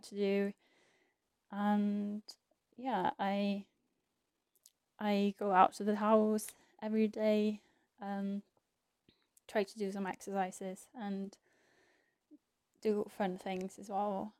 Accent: Iceland; moved away as an adult; also born or lived in England; I am originally from Iceland and my family is there

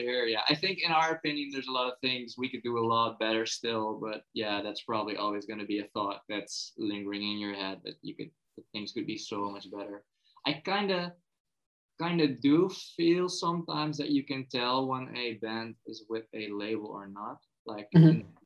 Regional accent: Netherlands; as a Dutchman

